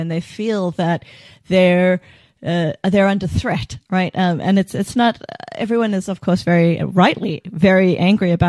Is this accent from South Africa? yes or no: yes; South Africa; as South Africans